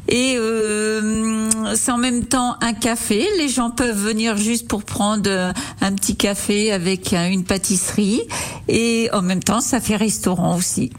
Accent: Fléré-la-Rivière, Centre-Val de Loire, France; also born or lived in United States; je suis euh, à, Flairer, à, la rivière depuis que je suis née. Hein. Ma grand-mère était euh, d'ici

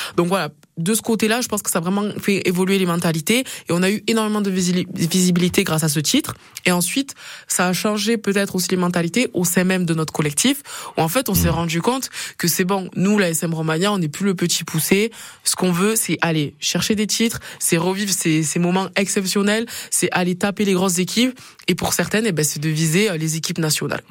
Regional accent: Perpignan, Occitania, France; moved away as an adult; now in Auvergne, France; je viens du sud, de Perpignan

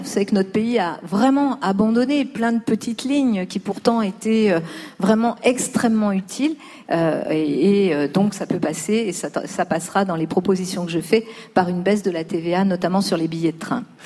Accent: Lyon, Auvergne-Rhône-Alpes, France; now in Paris, France; j'ai grandi pas à Paris, j'ai grandi à La Duchère, qui est aussi un quartier de Lyon

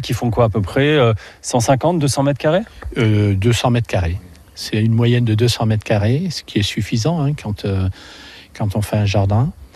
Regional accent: Saint-Étienne, Auvergne-Rhône-Alpes, France; là où je suis né d'ailleurs, à Côte-Chaude.

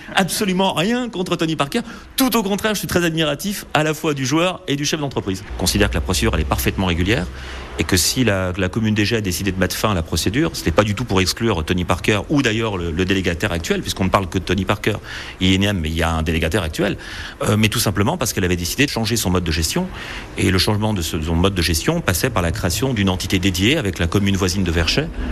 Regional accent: Lyon, Auvergne-Rhône-Alpes, France; je suis lyonnais, je soutiens l'Asvel

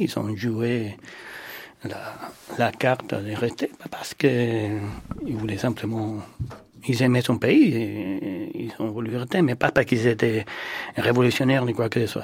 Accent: Cuba; now in France; je suis né à Cuba

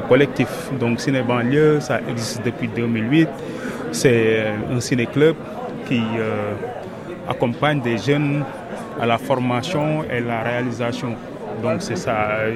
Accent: Senegal; je viens du Sénégal

